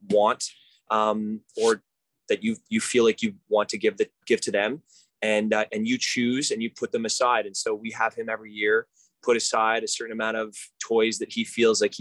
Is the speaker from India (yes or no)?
no; Montreal, Quebec, Canada; i grew up in Montreal, Canada.